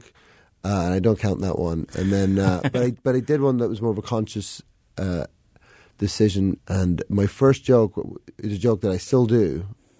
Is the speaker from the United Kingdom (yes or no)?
yes; London, United Kingdom; now in Chicago, United States; I moved here 2004, and like I grew up in London, so I'm at heart like a city boy.